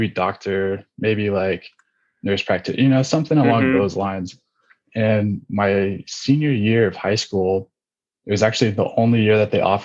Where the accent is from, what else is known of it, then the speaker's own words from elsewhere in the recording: California's Bay Area, United States; I'm originally from California, more specifically California's Bay Area. If you know where Oakland, Berkeley, those kind of bigger cities are, I'm like 15, 20 minutes east of there is where I grew up